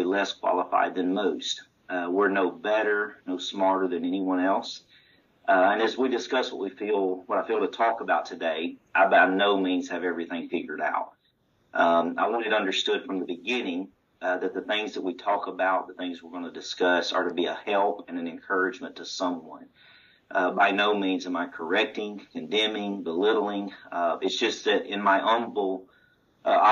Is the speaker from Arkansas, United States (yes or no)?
yes; Stuttgart, Arkansas, United States; moved away as an adult; now in Sebastopol, Mississippi, United States; Growing up, I received a solid foundation and a love for this precious truth at Stuttgart, Arkansas